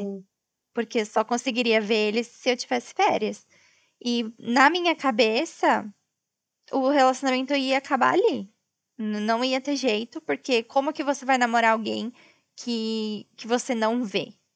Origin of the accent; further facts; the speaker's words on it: Brazil; moved away as an adult; eu sou brasileira